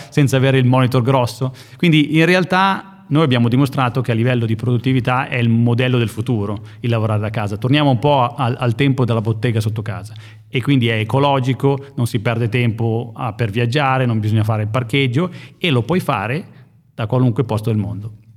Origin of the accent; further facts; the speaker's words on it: Valtellina, Lombardy, Italy; moved away as an adult; also born or lived in Silicon Valley, United States; io sono montanaro, sono nato nelle valli, in Valtellina